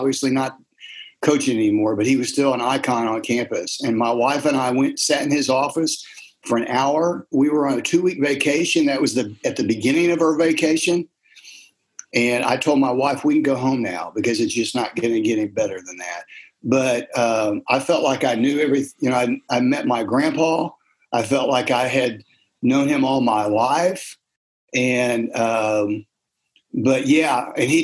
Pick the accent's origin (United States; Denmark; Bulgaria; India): United States; Texas; also born or lived in Ohio; I'm a transplant. I've lived in Texas since the fifth grade, but I was born in Ohio